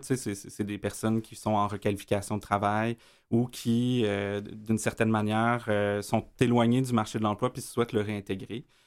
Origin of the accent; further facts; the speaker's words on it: Montreal, Quebec, Canada; also born or lived in Hochelaga-Maisonneuve, Montreal; je, suis un gars de l'Est de Montréal. Euh, j'ai grandi dans Rosemont, j'ai habité dans Schlaga aussi.